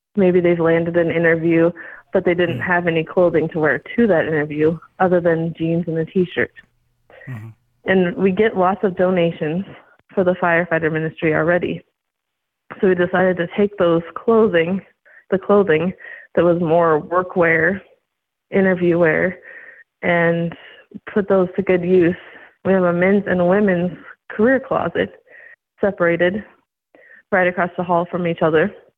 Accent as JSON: {"language": "English", "town": "Scottsbluff", "region": "Nebraska", "country": "United States", "tie": "born or raised there", "said": "I was born and raised in Scotts Bluff. So I've lived here all my life."}